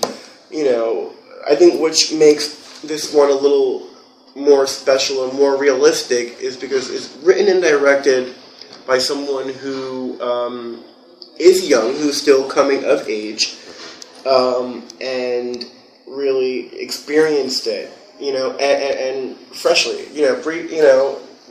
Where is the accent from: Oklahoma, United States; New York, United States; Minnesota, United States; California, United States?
New York, United States; New York City; also born or lived in Los Angeles; I'm originally from Whitestone, which is in Queens.